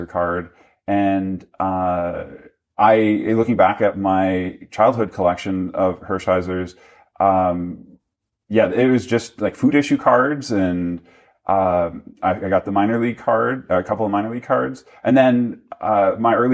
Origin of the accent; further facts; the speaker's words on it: Minnesota, United States; I grew up in Minnesota